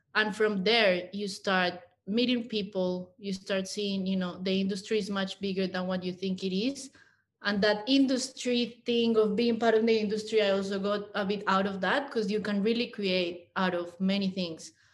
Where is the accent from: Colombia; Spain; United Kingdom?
Colombia; English is a second language; moved away as an adult; also born or lived in Mexico City, Mexico; now in Australia; I am a Colombian woman. I was actually born in Mexico, but I grew up in Colombia.